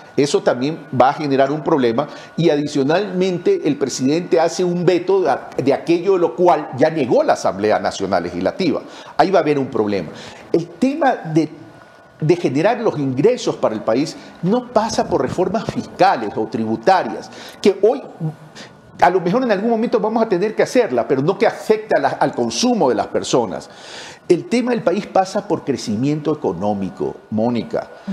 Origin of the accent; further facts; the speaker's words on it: Ecuador; Yo soy ecuatoriano.